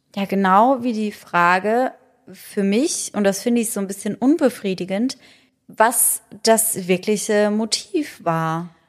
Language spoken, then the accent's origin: German; Germany; bei uns in Deutschland